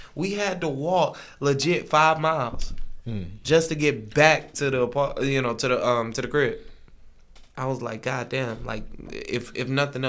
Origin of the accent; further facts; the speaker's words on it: the South, United States; I'm a Southerner.